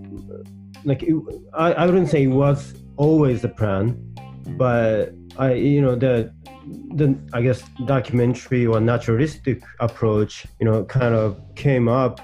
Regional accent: Hokkaido, Japan; moved away as an adult; also born or lived in United States; I was born and raised in Hokkaido

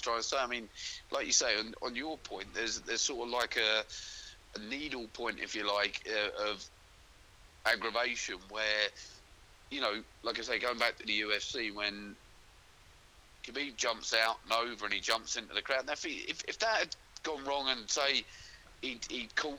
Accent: London, United Kingdom; moved away; I'm from London

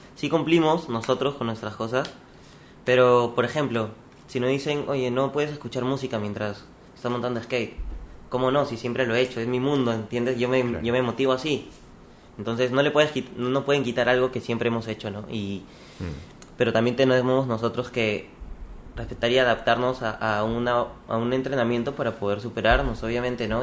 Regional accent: Lima, Peru; also born or lived in Chiclayo; Yo nací en Chiclayo. Viví hasta los 4 años más o menos. Ya. Me fui a Lima, crecí bastante en Lima

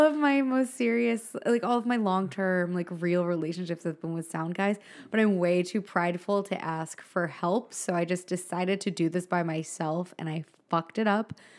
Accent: Philadelphia, Pennsylvania, United States; moved away; I'm from Philly

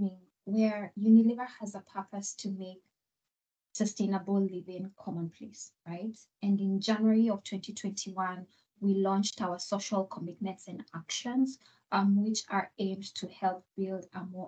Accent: Kenya; moved away as an adult; now in Rotterdam, Netherlands; I am originally from Kenya

